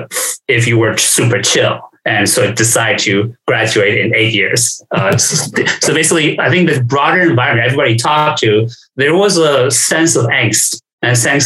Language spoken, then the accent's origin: English; New York City, New York, United States; also born or lived in China; I came to this country from China when I was 9. Grew up in New York, grew up in flushing New York after I came to this country.